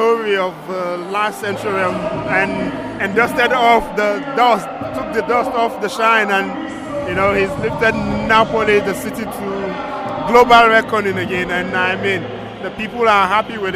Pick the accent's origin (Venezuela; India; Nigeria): Nigeria; now in Germany; as a Nigerian journalist